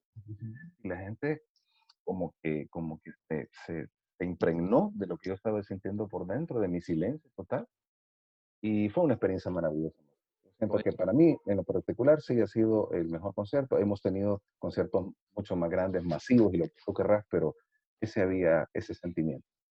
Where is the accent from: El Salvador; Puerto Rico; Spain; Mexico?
El Salvador; nosotros somos del Salvador